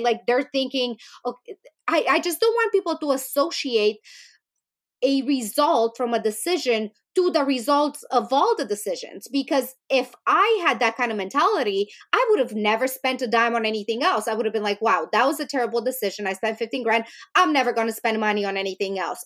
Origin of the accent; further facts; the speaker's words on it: Romania; moved away; I grew up in Romania